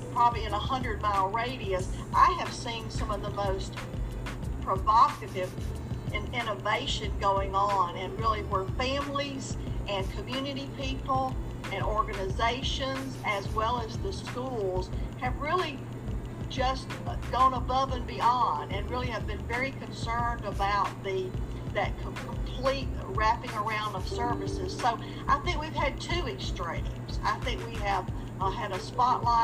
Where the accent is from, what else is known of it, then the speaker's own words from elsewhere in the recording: Enterprise, Alabama, United States; now in Martinsville, United States; I'm originally from Enterprise, Alabama, which is the home of the Boll Weevil Monument